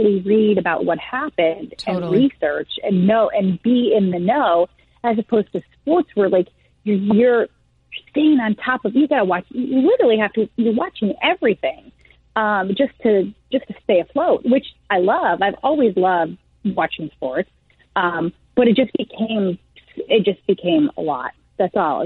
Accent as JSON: {"language": "English", "region": "Midwest", "country": "United States", "tie": "born or raised there", "also_born_or_lived": "Dayton / Cincinnati / Chicago", "moved": "as an adult", "lives_now": "New York, United States", "said": "I'm born and raised in the Midwest"}